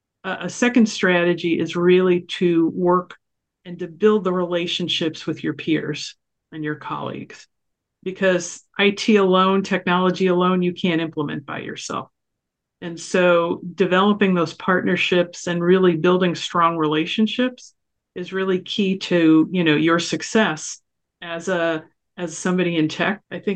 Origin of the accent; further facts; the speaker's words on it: New York, United States; I grew up in New York, so maybe I've been tough anyway.